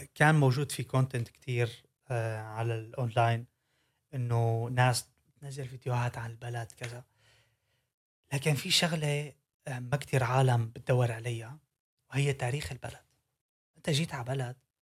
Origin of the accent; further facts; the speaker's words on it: Syria; now in Netherlands; انا من سوريا